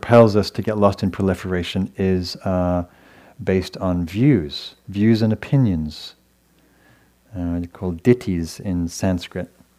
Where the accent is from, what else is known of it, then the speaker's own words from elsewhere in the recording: England, United Kingdom; moved away; I come from England, and my lovely parents are here visiting from England tonight